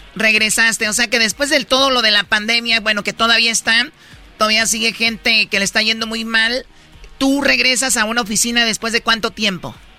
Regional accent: Tepatitlán, Jalisco, Mexico; yo soy de Tepatitlán Jalisco

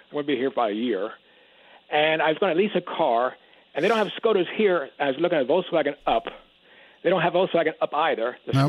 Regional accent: Canada; moved away as an adult; also born or lived in Norway; now in Houston, United States; I'm a Canadian.

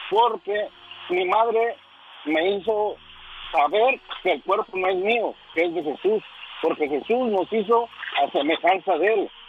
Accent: Mexico City, Mexico; moved away; es como los que somos nacidos en el Distrito Federal. Somos capitalinos

